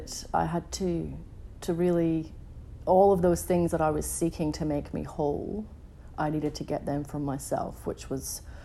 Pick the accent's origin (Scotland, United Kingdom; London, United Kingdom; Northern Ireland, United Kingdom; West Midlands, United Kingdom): Scotland, United Kingdom; Edinburgh; now in Melbourne, Australia; as a teenager when I was 16, growing up in Edinburgh in Scotland